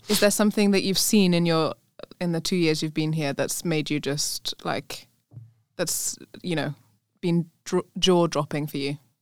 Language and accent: English; Nigeria; I'm from Nigeria